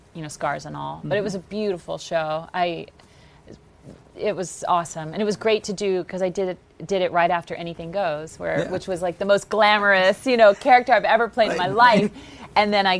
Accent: the South, United States; I'm from the South.

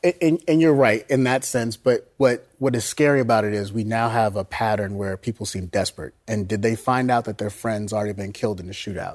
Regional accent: Florida, United States; I grew up in Florida

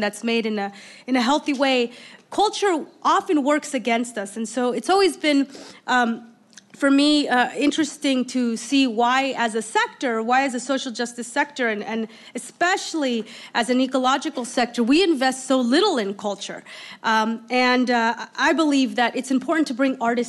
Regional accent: Oakland, California, United States; I grew up in Oakland

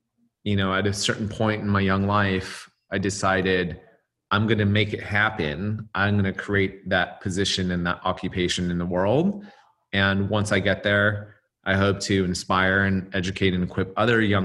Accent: Los Angeles, California, United States; I was from

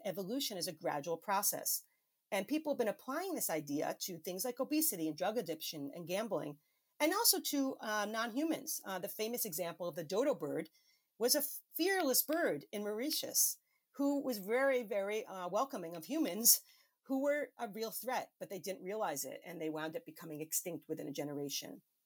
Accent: New York City, New York, United States; my home state of New York City

